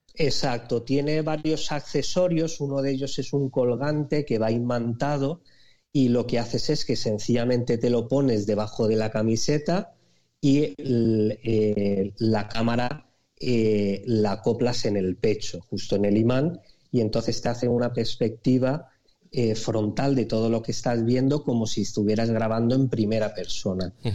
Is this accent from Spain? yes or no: yes; Alicante, Valencian Community, Spain; also born or lived in Aspe; yo soy de Alicante y vivo en un pueblo eh, muy cerquita que se llama Aspe.